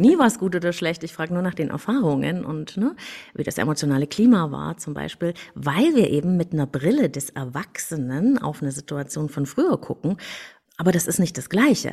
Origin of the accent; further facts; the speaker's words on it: Germany; Ich bin in der DDR aufgewachsen